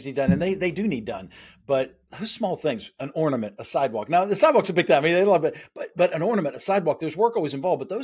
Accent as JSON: {"language": "English", "region": "West Virginia", "country": "United States", "tie": "born or raised there", "said": "When I was from West Virginia"}